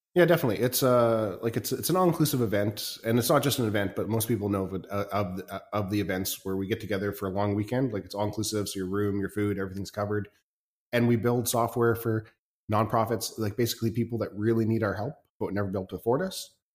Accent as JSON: {"language": "English", "country": "Canada", "also_born_or_lived": "China", "said": "I'm, I'm Canadian"}